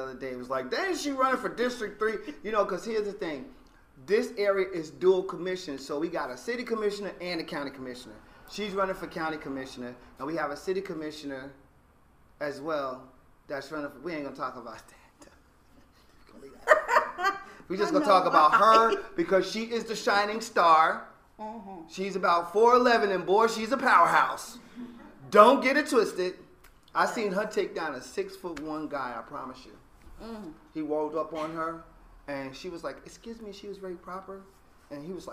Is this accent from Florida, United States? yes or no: no; Newark, New Jersey, United States; now in Miami, United States; I'm from Chadwick Avenue in Newark, New Jersey